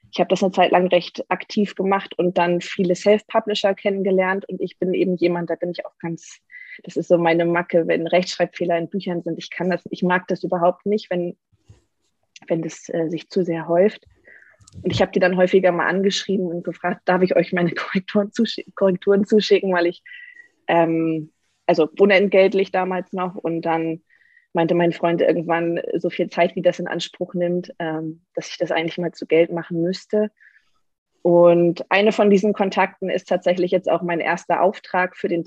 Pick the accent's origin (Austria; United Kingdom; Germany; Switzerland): Germany; Hamburg area; also born or lived in Freiburg; now in Nuremberg, Germany; Ähm, ich bin eigentlich äh, gar nicht aus Nürnberg. Ich komme eigentlich aus der Nähe von Hamburg, das heißt ein Nordlicht, das sich nach Süddeutschland verirrt hat. Ähm, ich habe in Freiburg studiert